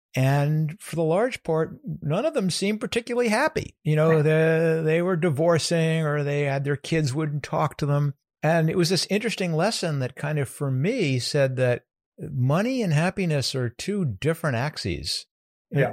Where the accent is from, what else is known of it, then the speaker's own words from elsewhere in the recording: New York, United States; born there; I was born in Westchester County in New York, a suburb of New York City, a bedroom community.